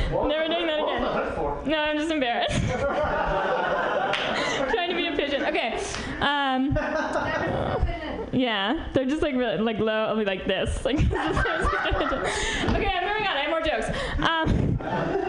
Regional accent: New York, United States; now in San Francisco, United States; I'm from New York originally

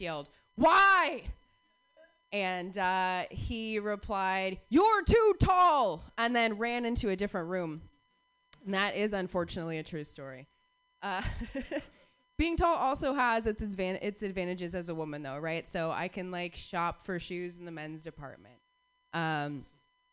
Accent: Phoenix, Arizona, United States; all three of us were born and raised in Phoenix, Arizona

